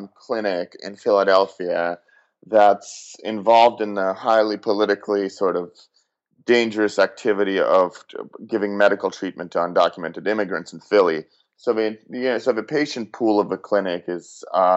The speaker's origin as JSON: {"language": "English", "country": "Russia", "tie": "born or raised there", "moved": "yes", "lives_now": "United States", "said": "I'm an immigrant. I grew up in Russia and moved here."}